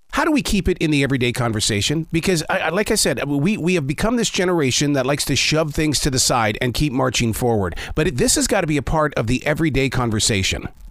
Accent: United States; we're just American

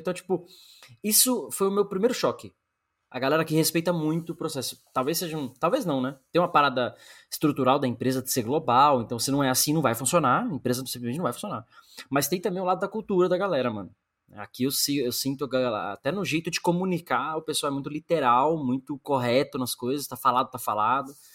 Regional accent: Brazil; moved away as an adult; sou brasileiro

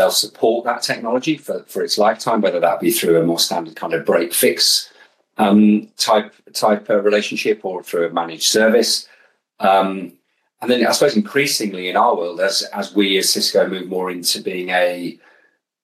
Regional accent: Birmingham, West Midlands, United Kingdom; I grew up in Birmingham

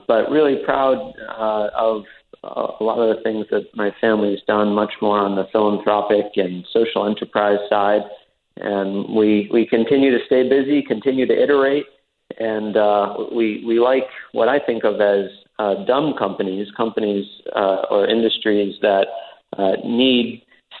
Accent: Fitchburg, Massachusetts, United States; moved away as an adult; also born or lived in Sierra Leone; had always pledged to come back to my hometown of Fitchburg in Lunenburg, Massachusetts.

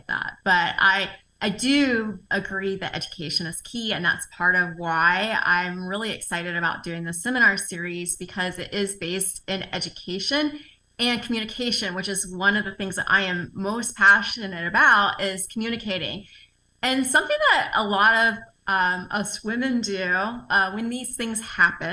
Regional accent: the South, United States; I'm from the South, so I'm used to that environment where people are very cordial and touchy and feely

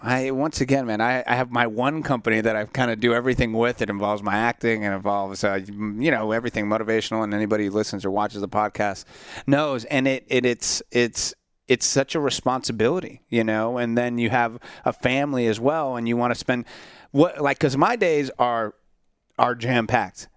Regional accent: Central Florida, United States; I grew up in Central Florida

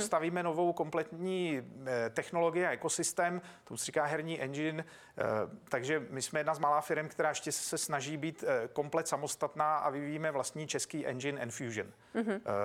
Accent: Czechia; tady jsem doma

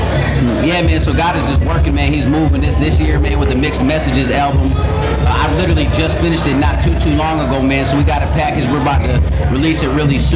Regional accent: Elmira, New York, United States; now in Dallas, United States; I'm from Dallas, Texas. Originally from Elmira, New York, but I moved to Dallas in 2005.

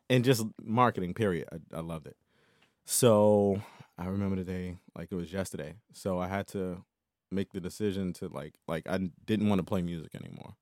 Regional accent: Tidewater, Virginia, United States; I'm originally from Virginia, Tidewater area

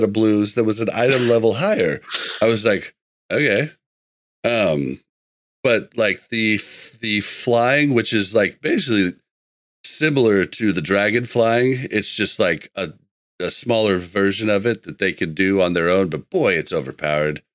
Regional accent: Midwest, United States; I'm from the Midwest

